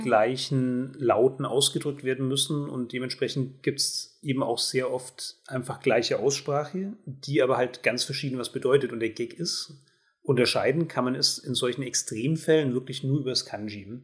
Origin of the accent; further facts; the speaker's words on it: Germany; als Deutsche